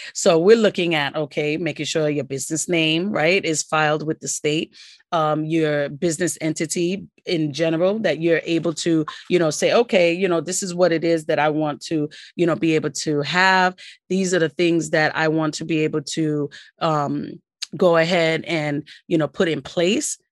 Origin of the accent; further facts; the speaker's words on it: New York City, New York, United States; also born or lived in Queens, New York City; I'm from New York City, as you know. Born and raised, um, live in New York City, and I'm from Brooklyn